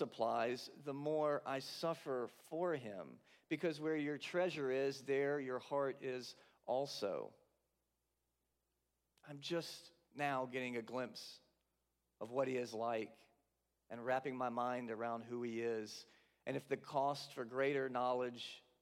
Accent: South Carolina, United States; moved away as an adult; also born or lived in Latham, New York; now in New York, United States; I'm from South Carolina, so I've always been a couple-hour drive at most, depending on where I lived, from the coast

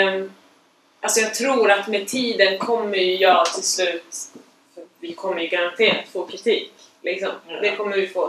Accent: Sweden; jag har blivit uppvuxen som vit svensk

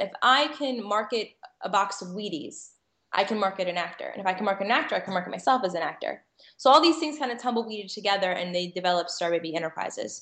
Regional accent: Connecticut, United States; also born or lived in Manhattan, New York; now in New York, United States; I, grew up in Connecticut, as like to say, I was taken hostage and raised in Connecticut

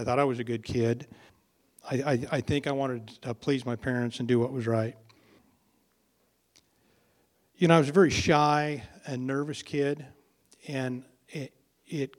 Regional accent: Elgin, United States; I was born here. I grew up in Elgin, and I grew up on a little ranch out there

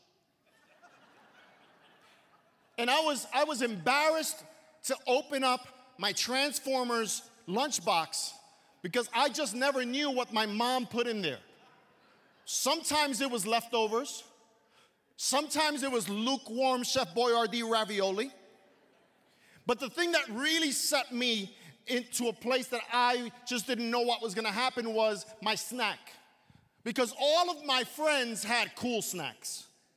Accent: New York City, New York, United States; I grew up in Brooklyn, New York, and my formation was there

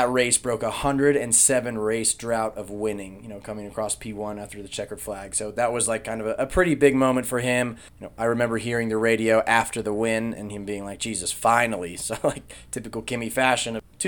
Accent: Indianapolis, Indiana, United States; my hometown of Indianapolis

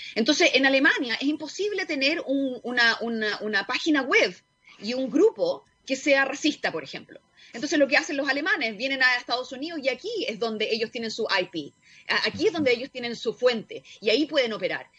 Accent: Chile; yo vengo de Chile

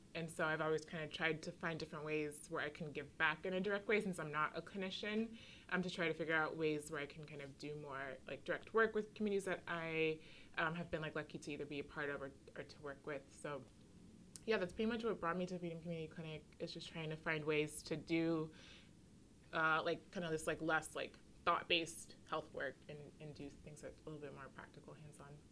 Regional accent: Washington, District of Columbia, United States; I grew up on the East Coast. I'm from DC

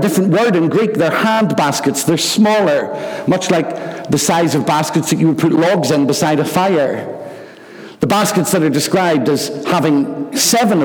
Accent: Rathcoole, Northern Ireland, United Kingdom; There was a little stream near where we lived when I was growing up in Rathcoole called the Glen

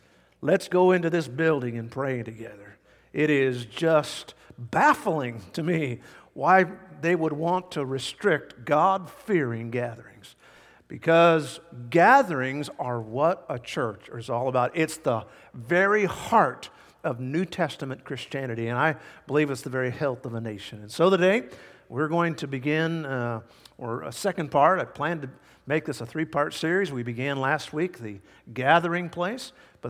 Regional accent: Vancouver, Washington, United States; born there; I was born in Vancouver, Washington. Dad had just planted a church there, and I was even born on Sunday.

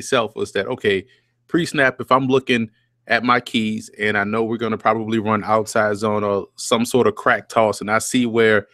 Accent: New Orleans, Louisiana, United States; also born or lived in New York City area; now in New York City, United States; I'm born and raised in New Orleans

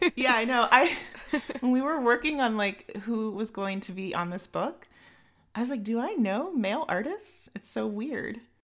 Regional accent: United States; also born or lived in Chicago; I am your American host. Um, I live in Chicago

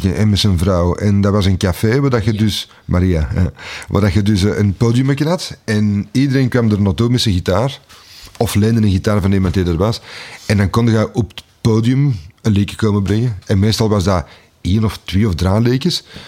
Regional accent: Antwerp, Flanders, Belgium; also born or lived in Pulderbos; ik ben eh, geboren op het Keel. Ik ben uh, deels grootgebracht op het Keel.

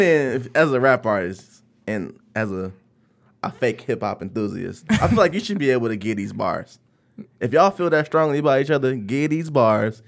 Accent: Detroit, Michigan, United States; I'm definitely from the east side

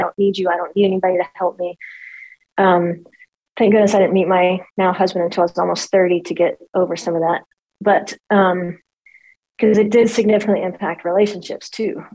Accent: Monroe, Louisiana, United States; also born or lived in Jonesboro, Louisiana; I was born in Monroe, Louisiana. Um, and that's North Louisiana

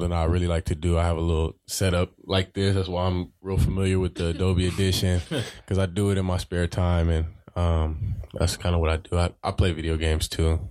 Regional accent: San Diego, California, United States; moved away; where I grew up back in San Diego, this little diverse, real diverse neighborhood called City Heights

